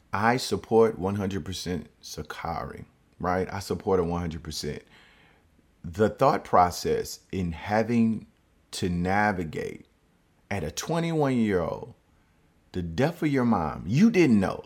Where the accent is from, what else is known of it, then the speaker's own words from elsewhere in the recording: Baton Rouge, Louisiana, United States; I'm from Baton Rouge, Louisiana